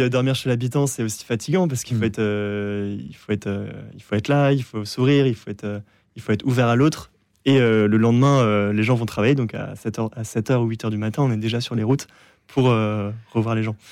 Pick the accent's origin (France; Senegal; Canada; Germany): France; j'étais français